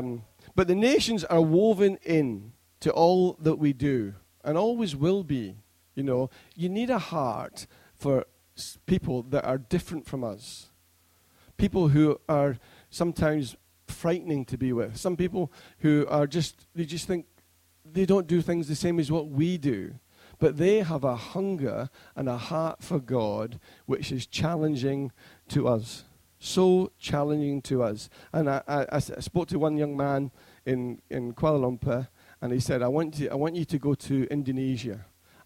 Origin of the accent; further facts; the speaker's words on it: Scotland, United Kingdom; now in Preston, United Kingdom; being a Scotsman